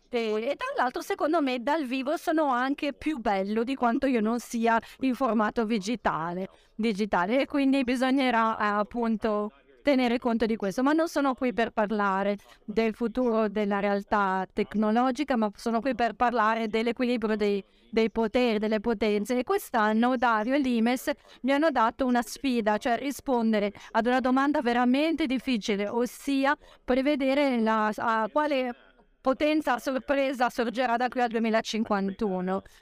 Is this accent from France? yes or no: no; United States; Italian is a second language; sono americano ovviamente, quindi ho dei pregiudizi. Gli Stati Uniti sono un paese estremamente vario, con una grande diversità